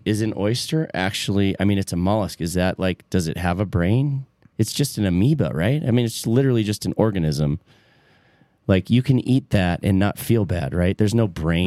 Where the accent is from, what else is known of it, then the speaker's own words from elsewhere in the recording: between Flint and Detroit, Michigan, United States; I grew up in between Flint and Detroit, and I grew up in a white suburb